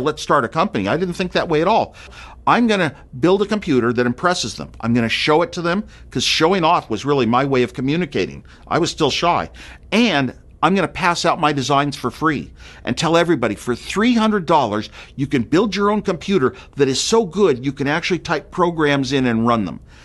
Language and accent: English; Silicon Valley, California, United States; I grew up in Silicon Valley